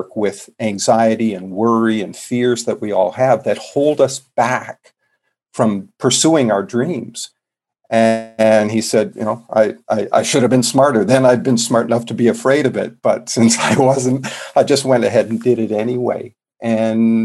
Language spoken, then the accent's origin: English; Canada; moved away; I'm a Canadian originally